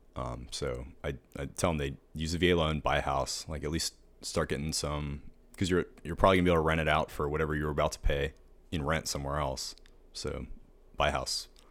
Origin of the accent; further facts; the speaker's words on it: Pittsburgh, Pennsylvania, United States; moved away as an adult; now in Savannah, United States; I grew up in Pittsburgh.